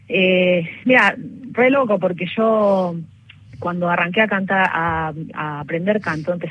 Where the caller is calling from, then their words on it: Villa Luzuriaga, Buenos Aires Province, Argentina; soy mi de Villa Jusuriaga San Justo